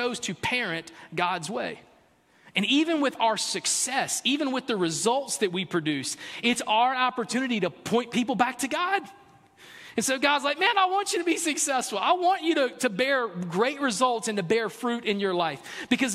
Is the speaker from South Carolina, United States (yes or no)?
yes; South Carolina, United States; I'm from South Carolina. I was born and raised in South Carolina